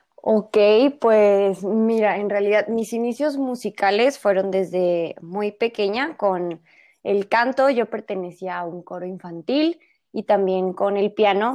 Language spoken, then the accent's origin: Spanish; Guadalajara, Jalisco, Mexico; todos somos tapatíos